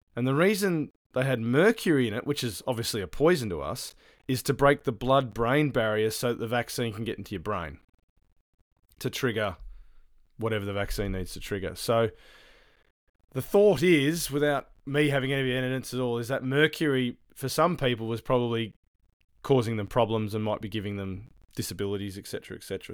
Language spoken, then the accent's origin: English; Australia; now in New Zealand; as an Australian